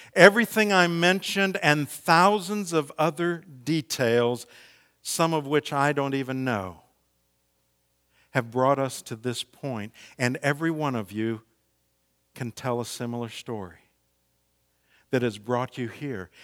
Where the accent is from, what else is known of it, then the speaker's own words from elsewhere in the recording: Missouri, United States; moved away as an adult; also born or lived in the South (twenty years); I'm from Missouri originally